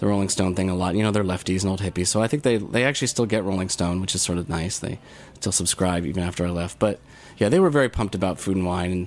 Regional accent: Michigan, United States; moved away; When I was growing up, I grew up in Michigan

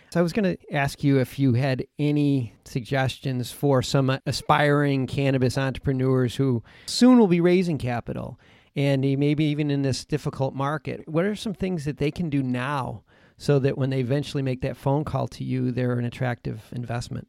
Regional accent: Buffalo, New York, United States; we're both from Buffalo, New York.

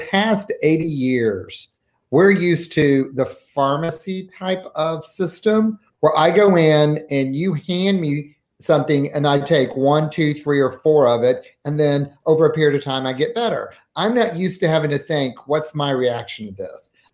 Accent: the South, United States; now in Seattle, United States; I am from the South

